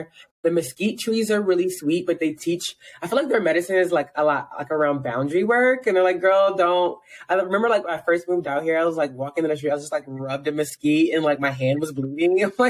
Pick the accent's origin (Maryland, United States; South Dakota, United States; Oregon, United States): Maryland, United States; Baltimore; also born or lived in Philadelphia; And I'm from Philly, y'all, but I'm an honorary Baltimorean, I feel like, because like Philly birthed me, but Baltimore raised me.